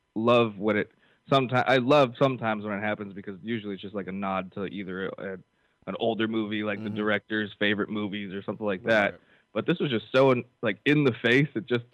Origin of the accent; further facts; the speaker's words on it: California, United States; I'm from California.